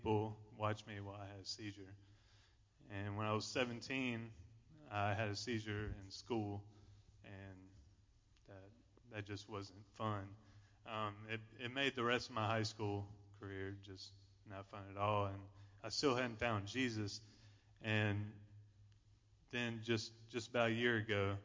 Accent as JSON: {"language": "English", "town": "Rock Hill", "region": "South Carolina", "country": "United States", "tie": "born or raised there", "said": "born and raised in Rock Hill"}